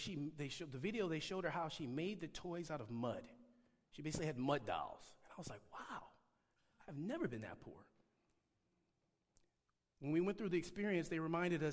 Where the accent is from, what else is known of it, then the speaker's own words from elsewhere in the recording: Detroit, Michigan, United States; now in California, United States; I grew up in Detroit, Michigan. And when I say Detroit, I mean the actual city, not the suburbs.